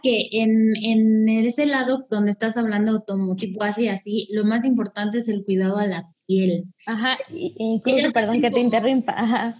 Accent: Mexico; como somos las mexicanas

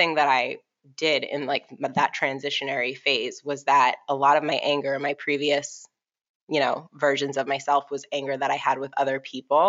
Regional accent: Boston, Massachusetts, United States; we were like five black kids growing up in Boston.

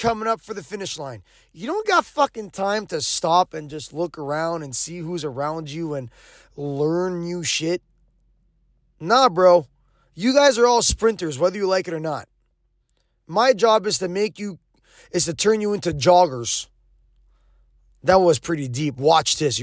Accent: Quebec, Canada; I'm an English guy who's born and raised in Quebec

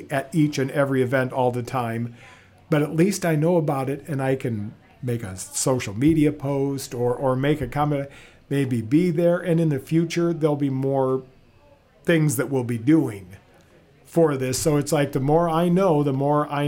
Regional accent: Fairbank, Iowa, United States; I was born and raised in Fairbank, just north of here.

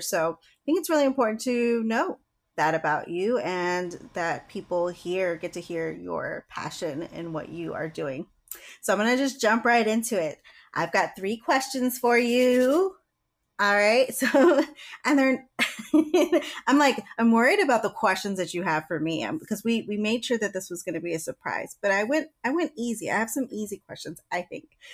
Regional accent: Virginia, United States; I'm from Virginia

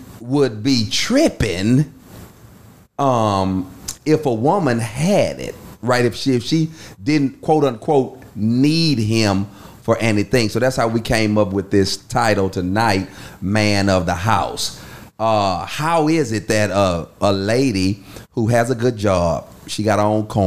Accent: United States; growing up in Fort Ward

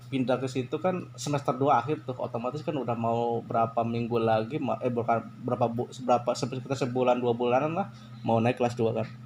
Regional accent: Bumiayu, Central Java, Indonesia; daerah Bumi Ayu di situ bahasanya apa sih bahasanya maksudnya bahasa iya bahasa kesehariannya kalau di daerah gue campur campur terus untuk daerah gue sih termasuk masuknya ke daerah Sunda jadi di Jawa nih ya daerah Jawa tapi bahasa sehari-hari Sunda

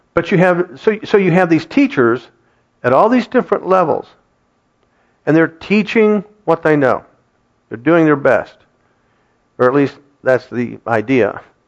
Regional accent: Kettering, Ohio, United States; Kathy and I grew up in Kettering, and we attended that school system

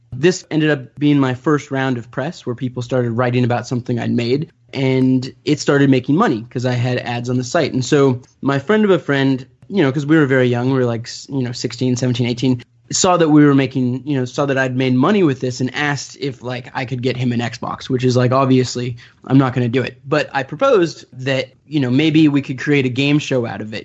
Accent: Orange County, Southern California, United States; I grew up in Orange County, so Southern California

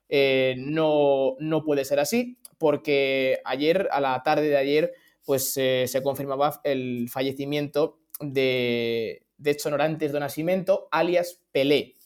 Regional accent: Spain; los que somos de España

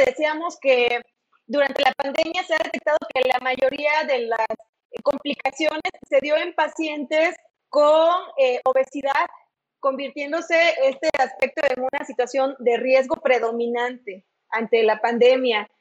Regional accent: Mexico; nuestra cultura como, como país, como mexicano

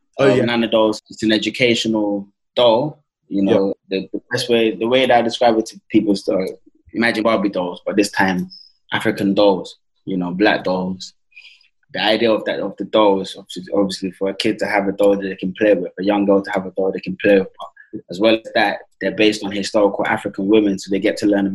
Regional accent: Mitcham, London, United Kingdom; I grew up in Mitcham. We used to do community projects in Mitcham

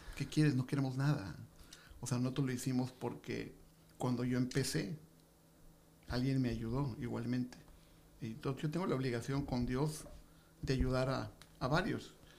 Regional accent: Tijuana, Baja California, Mexico; also born or lived in Mexico City; Yo vengo del DF, pero tengo, llegué aquí hace cinco, tengo 57 años de edad y llegué hace 50

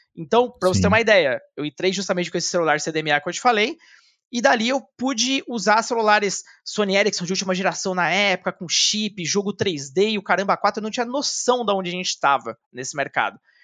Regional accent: São Paulo, Brazil; also born or lived in Pouso Alto, Minas Gerais / Guarulhos; eu cresci aqui em São Paulo, boa parte da minha vida. Também já morei em Minas, mas realmente a maior parte da minha vida passei entre Guarulhos e São Paulo

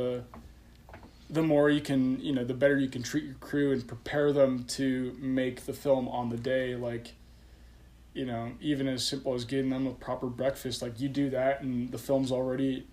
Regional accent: Colorado, United States; moved away as an adult; I relocated back home to Colorado, you know, just to live in my hometown with my parents

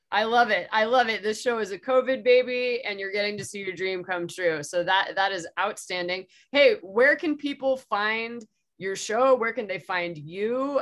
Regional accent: San Diego, California, United States; I'm from San Diego myself

